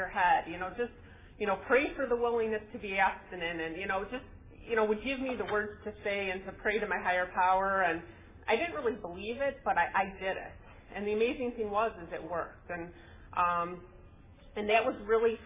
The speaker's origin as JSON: {"language": "English", "town": "Chicago", "region": "Illinois", "country": "United States", "tie": "born or raised there", "moved": "as an adult", "lives_now": "California, United States", "said": "we moved to California from Chicago"}